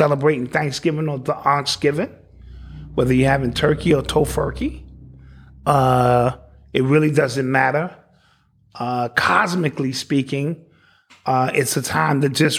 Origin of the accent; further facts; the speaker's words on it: Orangeburg, South Carolina, United States; Orangeburg, that's my hometown.